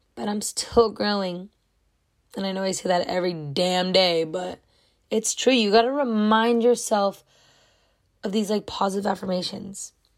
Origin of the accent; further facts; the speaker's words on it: California, United States; I was born in California. I love it here.